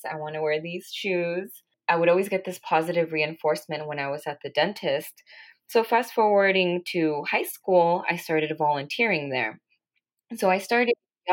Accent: Los Angeles, California, United States; also born or lived in Santa Barbara, California; I was born and raised in California in the San Fernando Valley is where I grew up

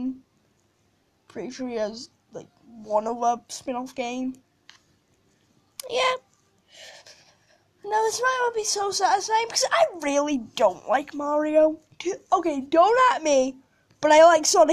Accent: United Kingdom; I'm British

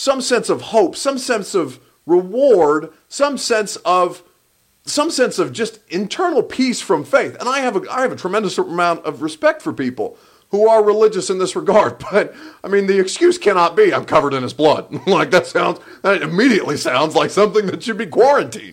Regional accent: Southern Indiana, United States; moved away as an adult; also born or lived in Tennessee; now in Nashville, United States; I'm from Southern Indiana. I've lived in Tennessee for 5 years

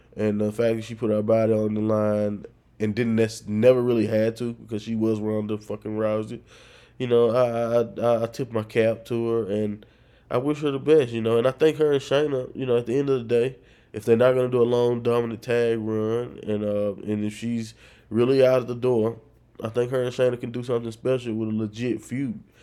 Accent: northern Louisiana, United States; moved away as an adult; now in South Louisiana, United States

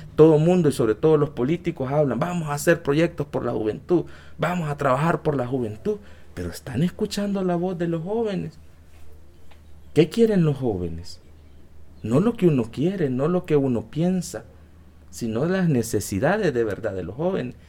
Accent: El Salvador; yo soy de Salvador, me mandó aquí y yo quiero hacer teatro en mi país

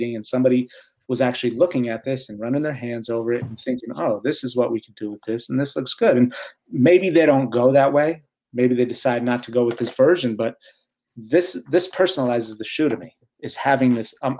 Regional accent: United States; also born or lived in Great Britain

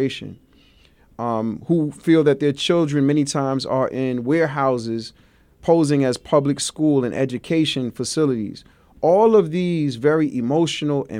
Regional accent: New York City, New York, United States; being a Brooklyn boy, you know, I come from very humble beginnings

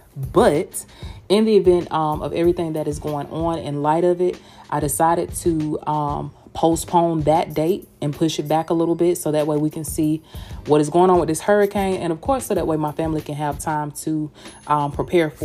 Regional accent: Georgia, United States; accent: Southern; now in Tampa, United States; I'm from Georgia, baby. I live in Tampa, Florida, but girl, honey, your girl is from Georgia

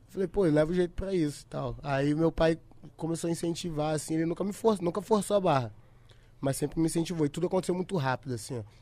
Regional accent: São Paulo, Brazil; born there; also born or lived in Espírito Santo; Aí a gente se mudou pro Espírito Santo, que eu sou de São Paulo, nasci em São Paulo.

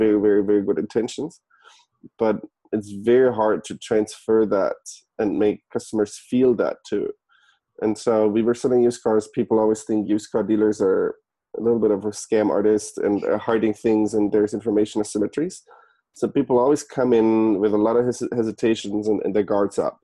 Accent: Germany; moved away as an adult; also born or lived in San Francisco, United States; now in United States; I was born and raised in Germany originally. I moved to the US in 2011.

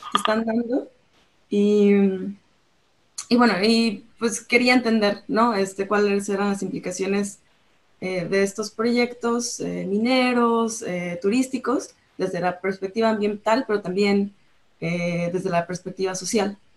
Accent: La Paz, Baja California Sur, Mexico; moved away as an adult; also born or lived in Ensenada; now in Australia; yo soy de la ciudad de La Paz, de Baja California

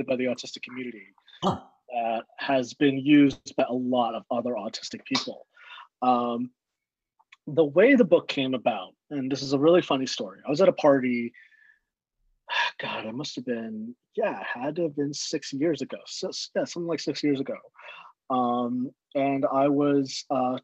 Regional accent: Southern California, United States; also born or lived in Chicago; I grew up in Southern California.

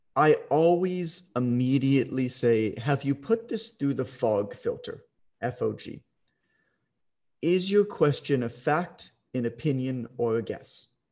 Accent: Canada; I'm Canadian

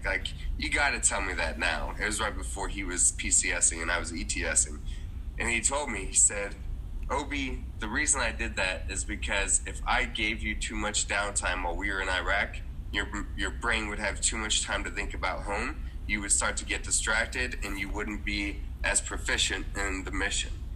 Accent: Dallas-Fort Worth area, Texas, United States; I was raised in the Dallas-Fort Worth area of Texas.

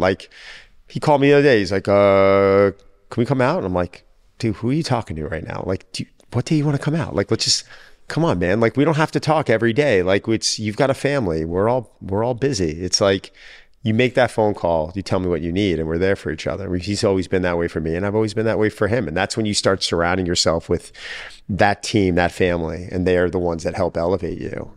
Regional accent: Long Island, New York, United States; I was from New York. lived in Long Island

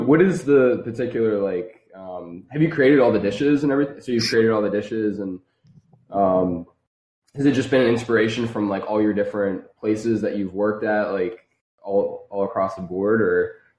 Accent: New Jersey, United States; moved away as an adult; now in Philadelphia, United States; I grew up in South Jersey most of my life

